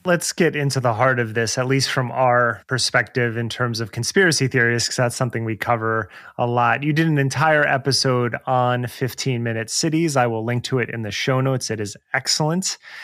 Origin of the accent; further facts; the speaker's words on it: New Jersey, United States; growing up in New Jersey